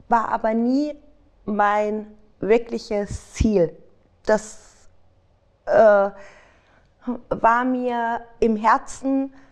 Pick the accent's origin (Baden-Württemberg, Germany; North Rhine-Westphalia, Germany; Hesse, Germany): Hesse, Germany; Frankfurt; Ich bin gebürtig aus Frankfurt.